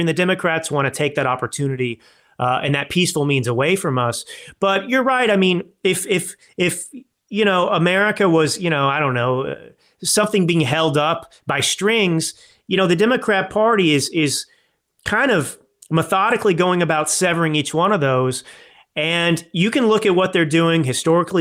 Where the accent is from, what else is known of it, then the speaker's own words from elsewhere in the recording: Texas, United States; moved away as an adult; also born or lived in Dallas / Malibu, California / New York City / Milan, Italy; I grew up in Texas